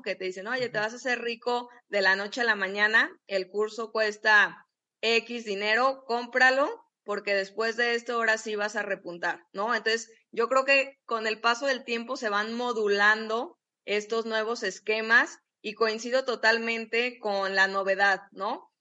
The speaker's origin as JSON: {"language": "Spanish", "town": "Guadalajara", "region": "Jalisco", "country": "Mexico", "said": "nosotros que somos de Guadalajara"}